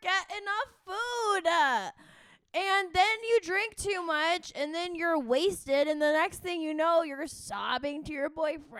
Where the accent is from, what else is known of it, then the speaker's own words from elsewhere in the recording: California, United States; We're from California. We love avocados.